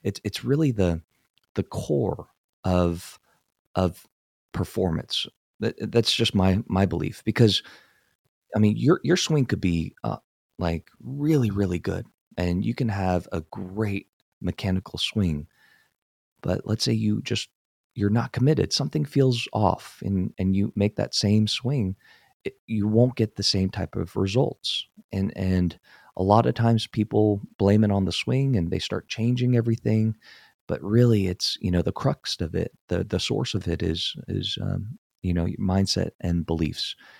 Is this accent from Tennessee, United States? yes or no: no; San Francisco Bay Area, California, United States; born or raised there